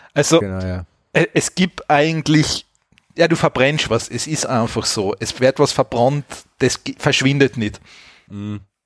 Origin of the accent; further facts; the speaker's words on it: Austria; bei uns in Österreich